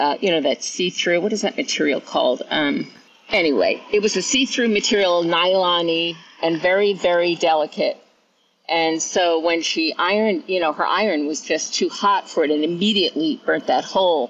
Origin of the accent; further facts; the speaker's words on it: New York, United States; now in Auburn, United States; I'm originally from New York, and I live in California now, in Auburn, California